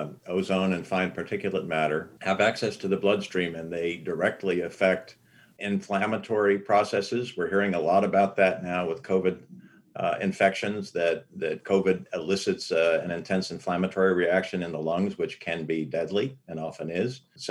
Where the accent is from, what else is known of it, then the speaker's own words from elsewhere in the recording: Los Angeles, California, United States; I grew up in Los Angeles in the San Fernando Valley, and air was something you could see on many, many days out of the year.